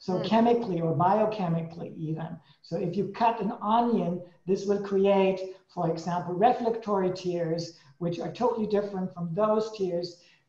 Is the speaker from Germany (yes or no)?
yes; Germany; moved away; also born or lived in Switzerland / Sweden; I came from Germany into Switzerland, changed into Sweden, back to Switzerland again